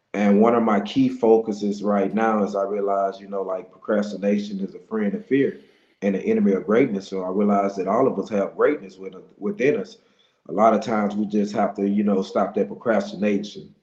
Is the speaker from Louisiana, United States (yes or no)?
yes; Monroe, Louisiana, United States; I'm from Monroe, Louisiana.